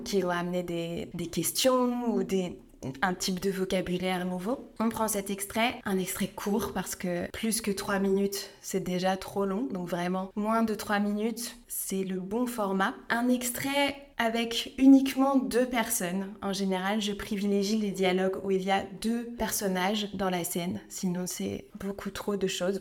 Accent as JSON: {"language": "French", "country": "France", "tie": "born or raised there", "said": "moi je suis née donc euh, en France, j'ai grandi à la campagne"}